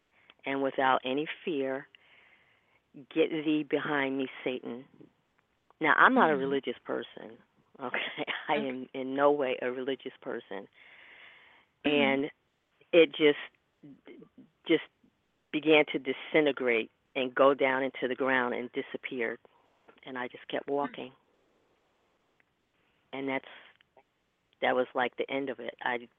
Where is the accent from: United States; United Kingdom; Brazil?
United States; Connecticut; now in New York, United States; From Connecticut.